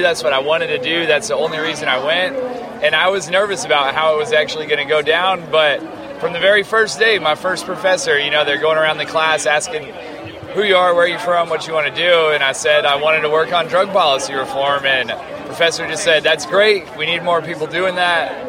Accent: Farmington, New Mexico, United States; I'm from Farmington, New Mexico

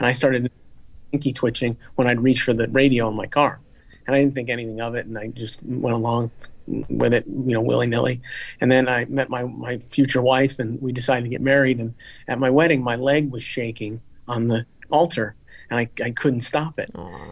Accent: Florida, United States; I, I come from Florida

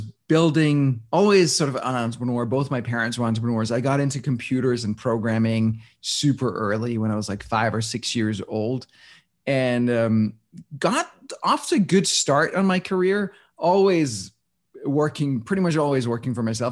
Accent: Denmark; I was born and raised in Denmark

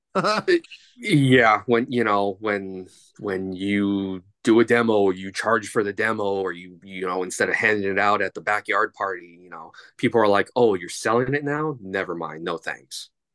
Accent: Los Angeles, California, United States; I am from, uh, Los Angeles, California

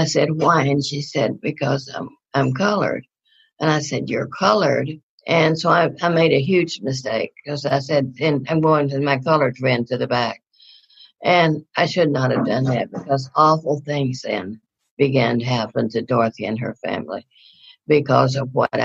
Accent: North Louisiana, United States; moved away; also born or lived in Houston, Texas; I grew up in North Louisiana.

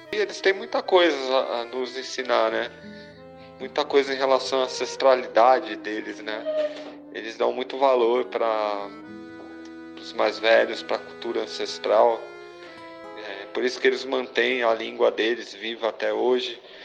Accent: Brazil; para nós como brasileiros

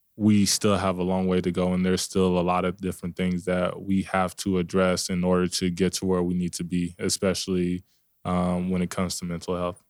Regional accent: Dallas, Texas, United States; moved away; I'm from Dallas

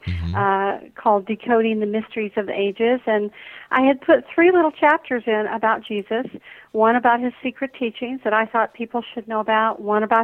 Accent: Atlanta, Georgia, United States; growing up in the Deep South here in Atlanta

